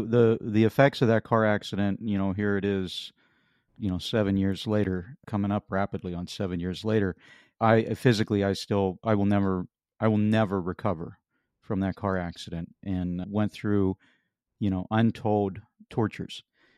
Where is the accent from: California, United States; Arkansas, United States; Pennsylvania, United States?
Pennsylvania, United States; You know, I grew up in Western Pennsylvania, and I thought, you know, we had big tractors.